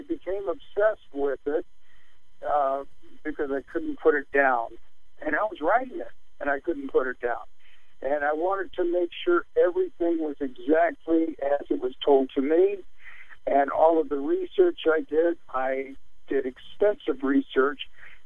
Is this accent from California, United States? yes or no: yes; Beverly Hills, California, United States; also born or lived in Jacksonville, Florida; my family and I moved to Beverly Hills from Jacksonville, Florida. and I was kind of pushed into this whole new social realm